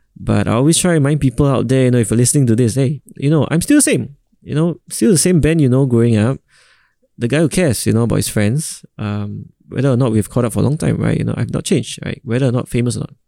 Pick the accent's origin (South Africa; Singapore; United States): Singapore; I'm a proud Singaporean